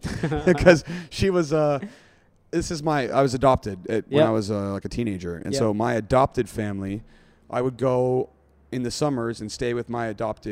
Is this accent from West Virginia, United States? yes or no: yes; West Virginia, United States; moved away as an adult; now in Singapore; I grew up in a Trump state. I mean, I'm from West Virginia.